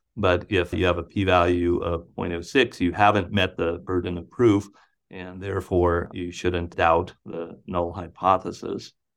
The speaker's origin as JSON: {"language": "English", "town": "Butte", "region": "Montana", "country": "United States", "tie": "born or raised there", "moved": "yes", "lives_now": "Iowa, United States", "said": "my hometown of Butte, Montana"}